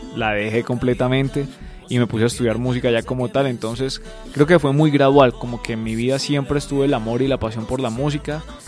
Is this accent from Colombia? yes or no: yes; Bogotá, Colombia; yo soy un artista de Bogotá, Colombia.